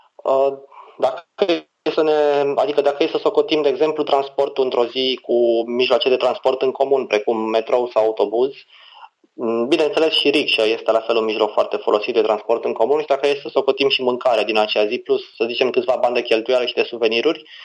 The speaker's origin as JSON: {"language": "Romanian", "country": "Romania", "said": "ca și român, mă privesc ca pe un alb"}